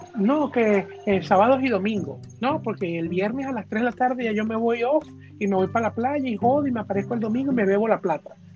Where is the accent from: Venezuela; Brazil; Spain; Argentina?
Venezuela; moved away; como los venezolanos nunca nos toca emigrar